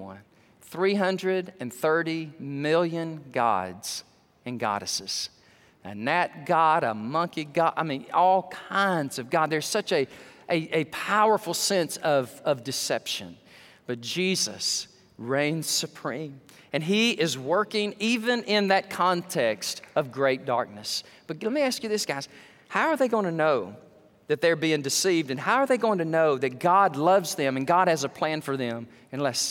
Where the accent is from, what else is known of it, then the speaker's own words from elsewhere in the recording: Alabama, United States; moved away; this guy is in my home state of Alabama